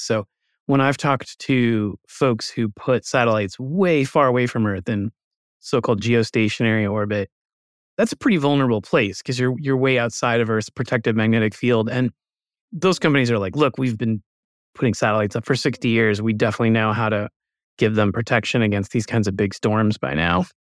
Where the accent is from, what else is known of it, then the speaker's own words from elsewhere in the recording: United States; as an American